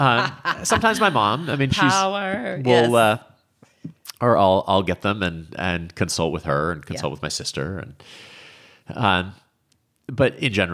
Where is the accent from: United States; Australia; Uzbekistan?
United States; New England; growing up in New England, it's a thing that we do every summer, usually with fresh corn out of the fields there.